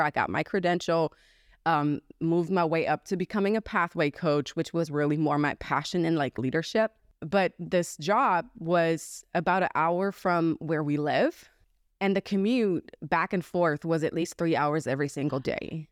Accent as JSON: {"language": "English", "country": "Germany", "tie": "born or raised there", "moved": "as an adult", "lives_now": "United States", "said": "I was born and raised in Germany"}